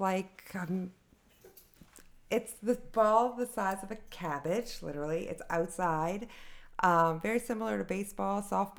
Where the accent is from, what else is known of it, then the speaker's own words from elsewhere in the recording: New Orleans, Louisiana, United States; moved away as an adult; also born or lived in Richmond, Virginia; I'm born and raised in New Orleans, Louisiana.